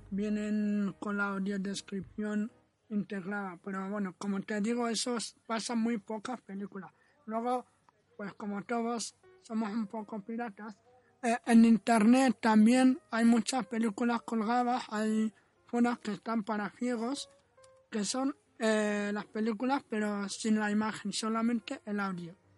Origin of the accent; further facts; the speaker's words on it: Western Sahara; also born or lived in Sahrawi refugee camps; now in Spain; yo soy saharaui, llevo 18 años, años en España, vivo con una familia española